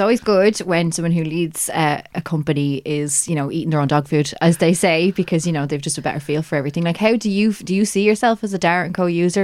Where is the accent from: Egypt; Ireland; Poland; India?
Ireland; that Irish perspective